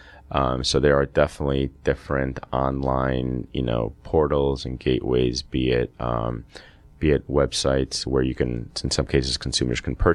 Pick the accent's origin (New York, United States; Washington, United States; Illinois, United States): New York, United States; the Northeast, the New York area, United States; moved away as an adult; also born or lived in Peru / Boston, United States; now in Georgia, United States; So, I was born in Peru. Immigrated here to the States at the age of 5. Grew up in the Northeast, the New York area